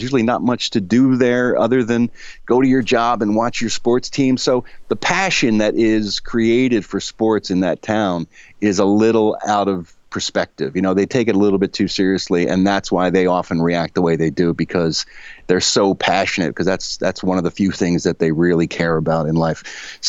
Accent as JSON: {"language": "English", "town": "Philadelphia", "region": "Pennsylvania", "country": "United States", "tie": "born or raised there", "moved": "yes", "said": "Philly is one of my favorite places in the world. I mean, obviously, it's my hometown, so it's got a big place in my heart."}